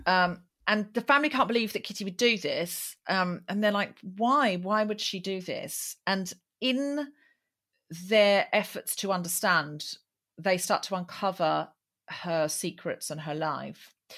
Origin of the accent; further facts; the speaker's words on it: Australia; now in London, United Kingdom; I'm from Australia